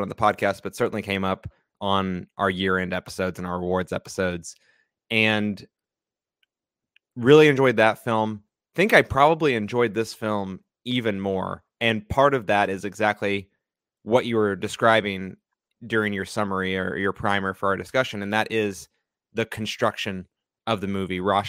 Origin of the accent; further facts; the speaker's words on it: United States; we as American viewers